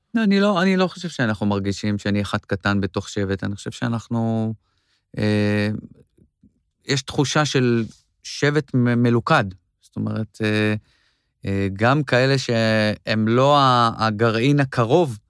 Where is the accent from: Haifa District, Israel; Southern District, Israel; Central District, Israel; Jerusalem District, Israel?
Central District, Israel; Yavne; moved away as an adult; now in Tel Aviv, Israel; אני גדלתי ביבנה